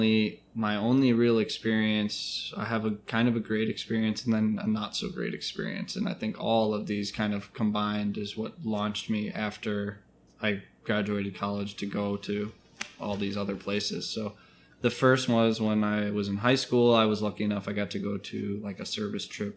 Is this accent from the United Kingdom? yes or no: no; Chicago, Illinois, United States; also born or lived in Asia / South America; now in Oakland, United States; I'm from Chicago, Illinois. I moved out here about 2 years ago